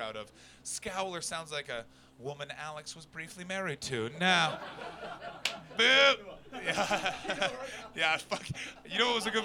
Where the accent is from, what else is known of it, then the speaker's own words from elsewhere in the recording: Canada; moved away; I come from Canada